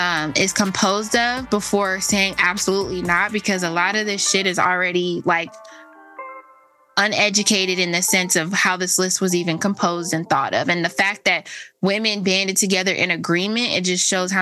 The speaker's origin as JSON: {"language": "English", "town": "Los Angeles", "region": "California", "country": "United States", "said": "I'm from Los Angeles"}